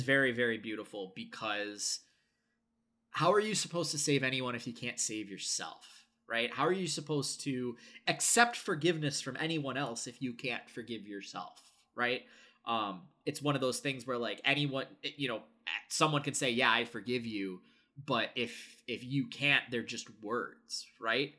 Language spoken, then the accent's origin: English; United States; I am conditioned as an American